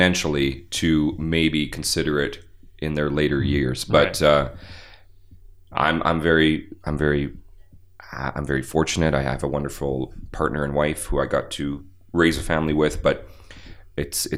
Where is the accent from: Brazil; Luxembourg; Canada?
Canada; Winnipeg, Manitoba; also born or lived in Bashaw, Alberta / West Coast; now in Calgary, Canada; I was in Winnipeg by the time I was 3